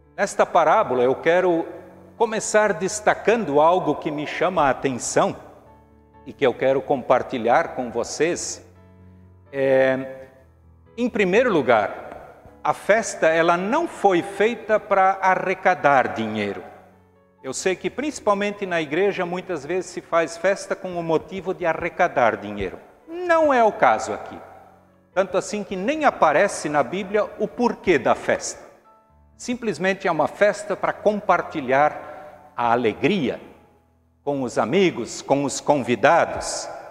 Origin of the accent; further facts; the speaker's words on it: Brazil; todos nós somos brasileiros